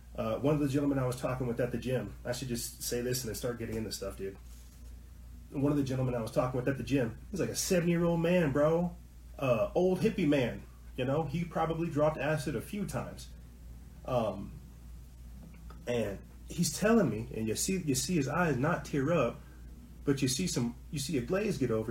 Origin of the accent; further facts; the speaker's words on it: New Mexico, United States; I'm not from Colorado. I'm from New Mexico.